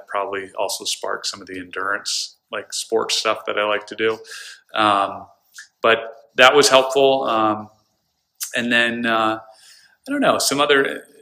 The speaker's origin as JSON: {"language": "English", "area": "the Adirondacks", "region": "New York", "country": "United States", "tie": "born or raised there", "moved": "yes", "lives_now": "Stamford, United States", "said": "growing up in the Adirondacks"}